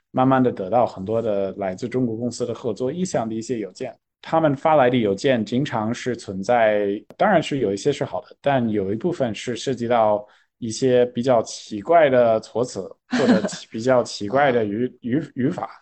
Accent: California, United States; Chinese is a second language; moved away as an adult; now in China; 我作为一个图书书长的加州人，我回到硅谷

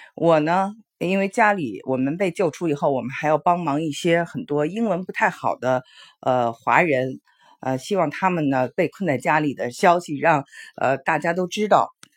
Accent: China; now in Houston, United States; 非常值得我们中国人学习的

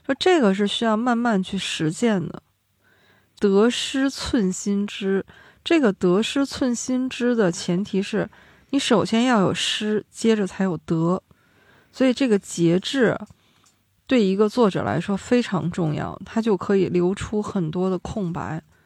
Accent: Northeast China, China; 我们东北人的幽默也是这么来的

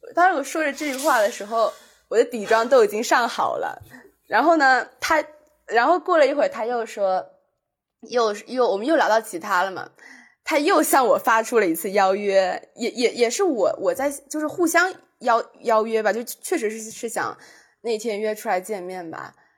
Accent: Zhuhai, Guangdong, China; 我是珠海人，他们就叫我是珠海妹妹

